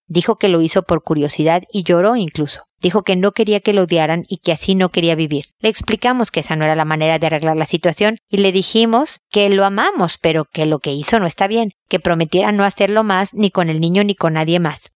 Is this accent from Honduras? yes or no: no; Mexico; para mis hijos y para mí, como buenos mexicanos